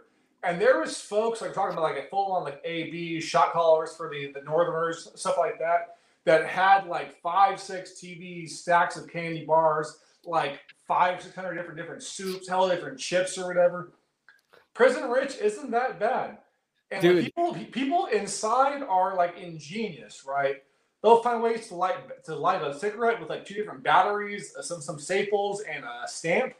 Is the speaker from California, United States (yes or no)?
yes; Oakland, California, United States; I grew up in Oakland